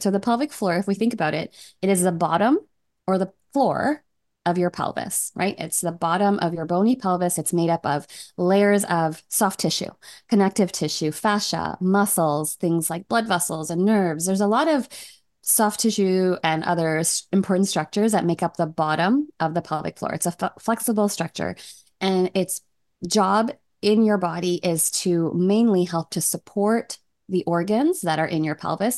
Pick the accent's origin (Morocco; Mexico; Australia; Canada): Canada; also born or lived in Toronto; I'm from Canada. I live in Toronto with my husband and my eight-year-old.